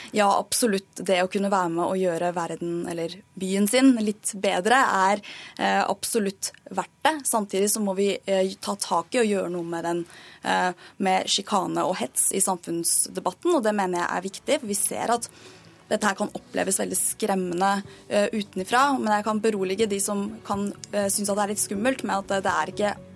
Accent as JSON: {"language": "Norwegian", "country": "Norway", "tie": "born or raised there", "said": "for meg som er født og oppvokst i Norge og ikke har noe annet hjemland enn det"}